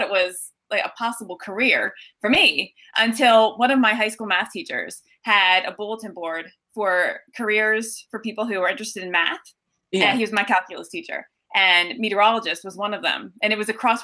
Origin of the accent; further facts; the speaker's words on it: Collegeville, Pennsylvania, United States; I grew up actually in Collegeville, which is a suburb of Philly